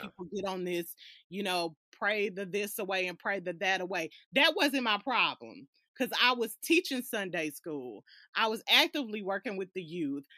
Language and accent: English; Alabama, United States; also born or lived in California; I was born in California, and up until the age of six, my mom, she uprooted me and moved me to Alabama.